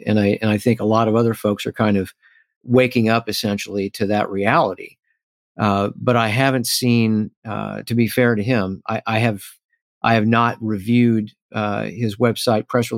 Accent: Missouri, United States; my home state of Missouri

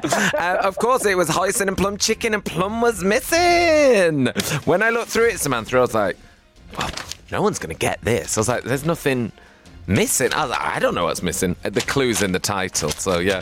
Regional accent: Oldham, North West England, United Kingdom; now in London, United Kingdom; I'm from Oldham.

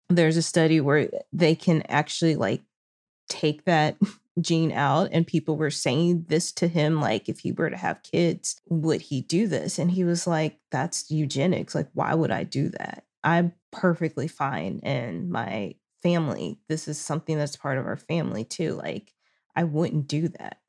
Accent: Arkansas, United States; now in Los Angeles, United States; I'm currently in Arkansas visiting my family

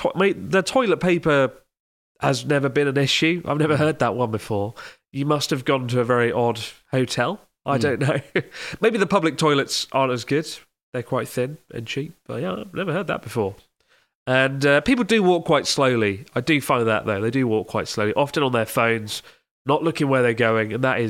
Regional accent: London, United Kingdom; Also, as a Londoner, I was sometimes annoyed with how slowly people walked at busy train stations.

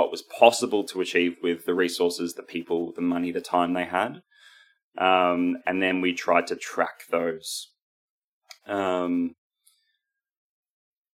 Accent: Queensland, Australia; We come from Queensland

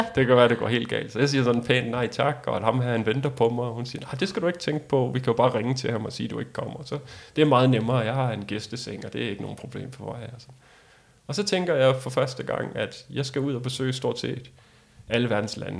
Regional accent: Denmark; som dansker

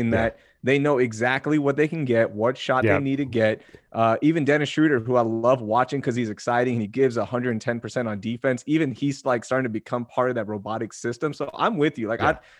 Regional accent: Pakistan; now in United States; I'm a Pakistani immigrant, okay? And I was the third student of my family to be at the University of Texas.

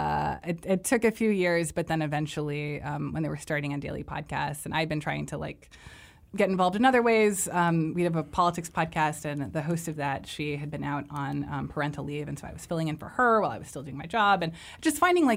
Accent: Miami, Florida, United States; born or raised there

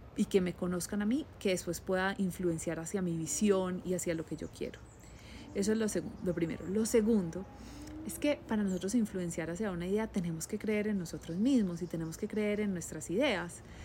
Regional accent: Colombia; moved away; yo soy la colombiana

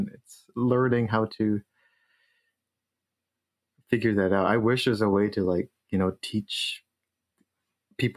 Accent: Philippines; moved away; I grew up in the Philippines

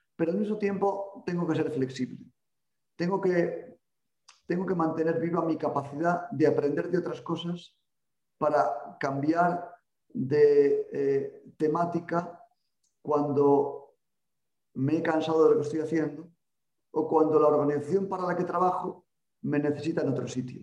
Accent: Salamanca, Castile and León, Spain; now in Pamplona, Spain; nací en Salamanca

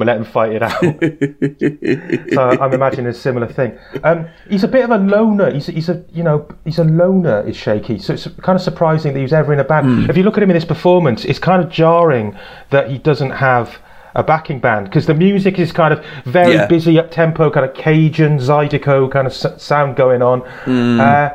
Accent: Barry, Wales, United Kingdom; also born or lived in Cardiff; my hometown of Barry

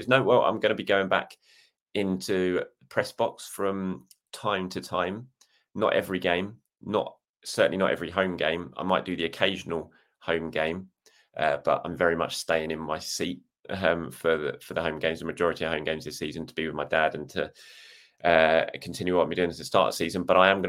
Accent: South Africa; I'm South African, so my answer is obvious.

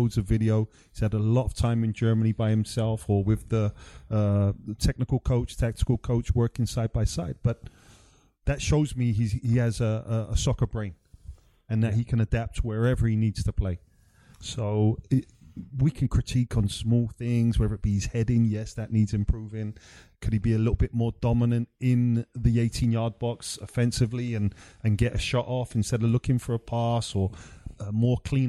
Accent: London, United Kingdom; making my first team debut for my hometown club

